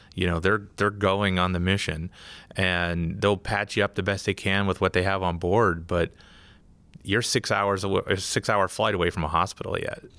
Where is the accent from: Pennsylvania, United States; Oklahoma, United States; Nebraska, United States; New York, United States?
Pennsylvania, United States; Pittsburgh; now in Wisconsin, United States; I'm originally from Pittsburgh